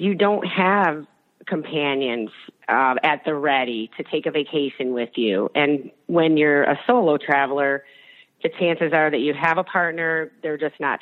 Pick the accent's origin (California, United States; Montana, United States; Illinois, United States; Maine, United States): Illinois, United States; Chicago; I'm originally from Chicago